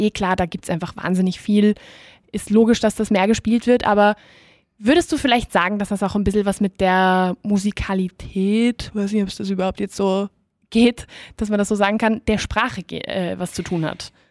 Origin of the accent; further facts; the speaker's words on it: Austria; accent: Austrian dialect; Da die Deutschen stehen ja ein bisschen auf uns auf unseren österreichischen Dialekt.